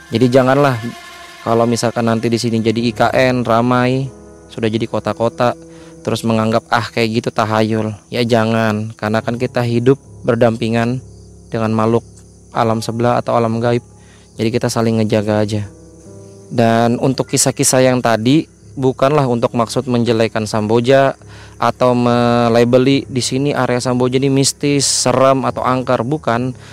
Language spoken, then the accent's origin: Indonesian; Kalimantan, Indonesia; walaupun saya juga asli putra Kalimantan tapi kan saya mendatangi daerah baru yang bukan daerah saya